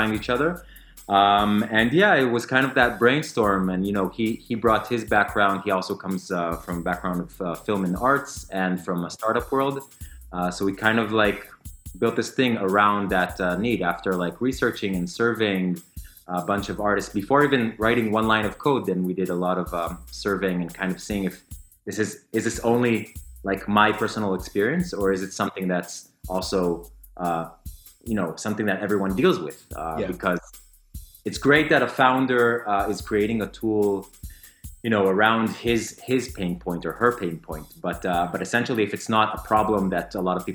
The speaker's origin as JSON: {"language": "English", "town": "Tel Aviv", "region": "Tel Aviv District", "country": "Israel", "tie": "born or raised there", "also_born_or_lived": "London", "said": "I came back home to Tel Aviv, to my hometown"}